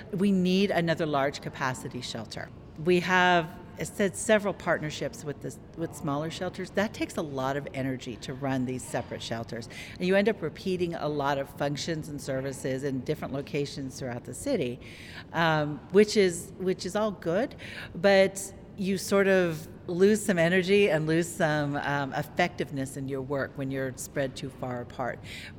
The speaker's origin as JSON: {"language": "English", "town": "Tucson", "region": "Arizona", "country": "United States", "tie": "born or raised there", "said": "I was born and raised here in Tucson"}